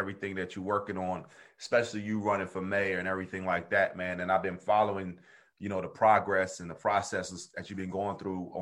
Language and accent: English; New Jersey, United States; I'm from South Jersey